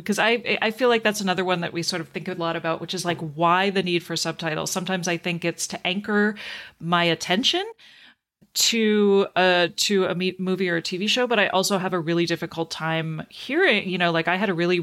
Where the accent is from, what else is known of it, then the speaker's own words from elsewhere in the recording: Canada; growing up in Canada, I spent probably at least 12 years learning French